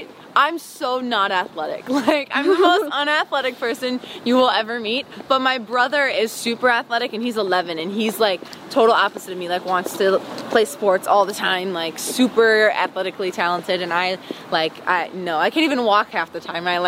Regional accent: Wisconsin, United States; also born or lived in Tampa; up, though, in Wisconsin because I remember it the best because I was, like, more aware. Mm. But, no, I was born in Tampa.

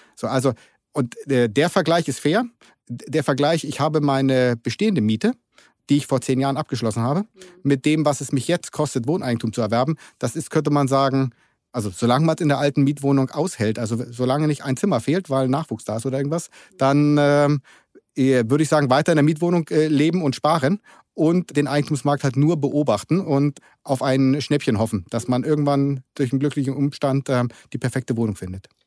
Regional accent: Germany; also born or lived in Berlin; ich bin typischer Deutscher

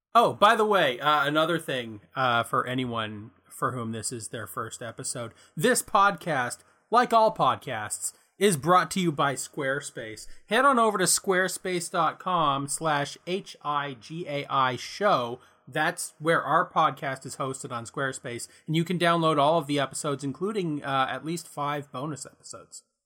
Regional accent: Canada; we're Canadian

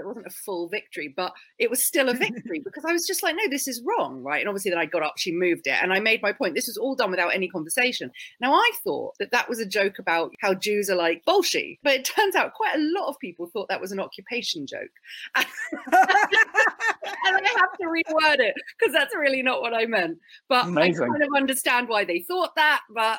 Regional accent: United Kingdom; So I'm mostly British in that I'm quite shy, I'm quite awkward, and I don't like being confrontational. None of that is very Jewish.

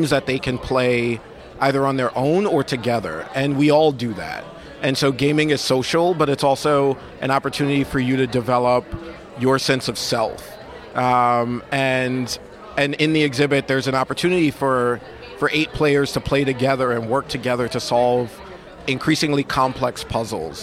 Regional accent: New York City, New York, United States; I grew up in Brooklyn, and when I grew up in Brooklyn, I grew up in Bed-Stuy

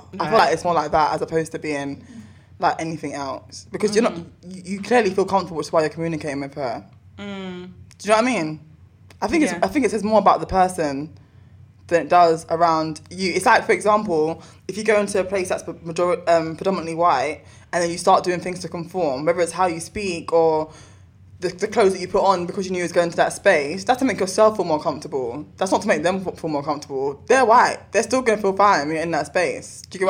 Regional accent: Shirley, England, United Kingdom; I'm from Shirley. Sorry.

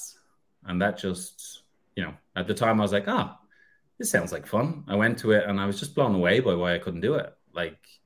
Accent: Ireland; now in Australia; I'm originally from Ireland. I am in Ireland at the moment, but I reside in Australia.

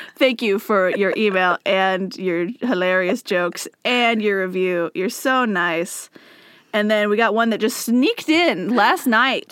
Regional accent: the Northwest, Pacific Northwest, United States; first language English; we're from the Northwest.

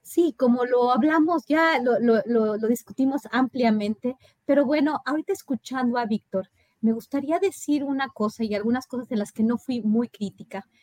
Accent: Mexico; moved away as an adult; also born or lived in Rio Grande Valley, Texas; nosotros como mexicanos

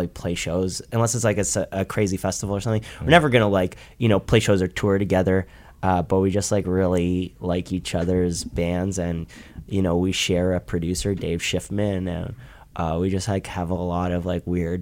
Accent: Toronto, Ontario, Canada; We're from Toronto.

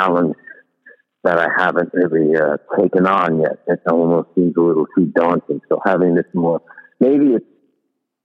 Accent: New York, United States; as a New Yorker

